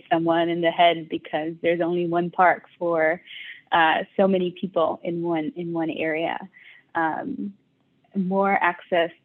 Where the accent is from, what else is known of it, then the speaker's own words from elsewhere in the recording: New York City, New York, United States; the one where I grew up in Brooklyn